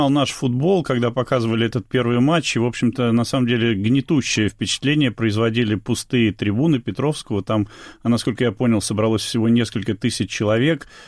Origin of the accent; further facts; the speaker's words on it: Saint Petersburg, Russia; Я сам из Петербурга